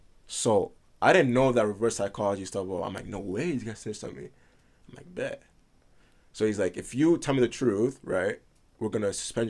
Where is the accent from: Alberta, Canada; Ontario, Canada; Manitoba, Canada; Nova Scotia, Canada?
Alberta, Canada; Edmonton; also born or lived in Italy / Prince Edward Island; I was born in Italy, yeah. When did you leave Italy? 08. Yeah, we moved to Edmonton from Italy.